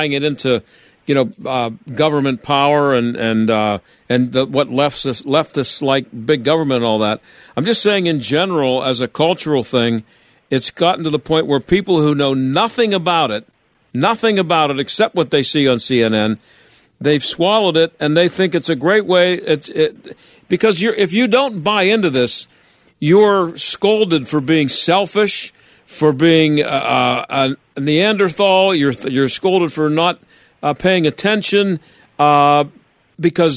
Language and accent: English; Pittsburgh, Pennsylvania, United States; from school up here in Pittsburgh